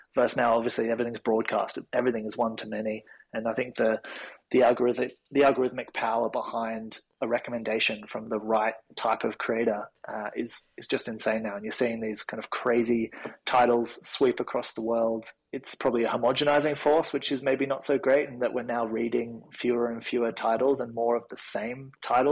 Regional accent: Sydney, New South Wales, Australia; I went to a fairly conservative Christian primary and high school in the Northern Beaches

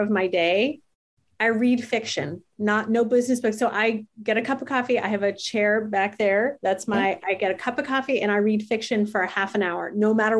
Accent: New Jersey, United States; I'm from New Jersey

